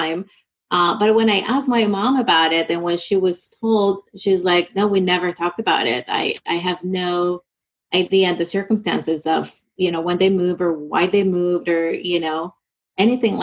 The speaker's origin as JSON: {"language": "English", "country": "Colombia", "said": "I'm from Colombia"}